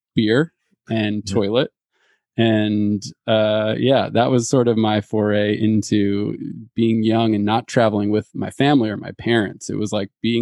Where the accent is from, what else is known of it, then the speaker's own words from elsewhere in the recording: United States; as an American